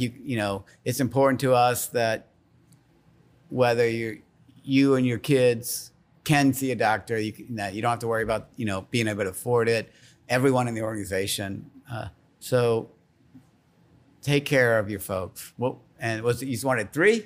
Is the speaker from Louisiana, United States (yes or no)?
yes; Slidell, Louisiana, United States; now in Baton Rouge, United States; I grew up in Slidell. My family's from New Orleans